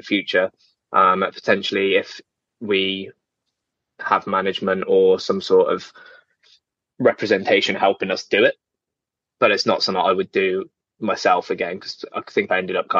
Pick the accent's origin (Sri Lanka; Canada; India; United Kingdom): United Kingdom; Birmingham, West Midlands; I'm from Birmingham.